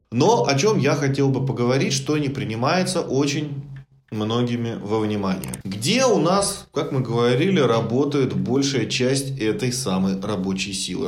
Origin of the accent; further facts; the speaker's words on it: Russia; для нас с вами, как для коренных, ну, русских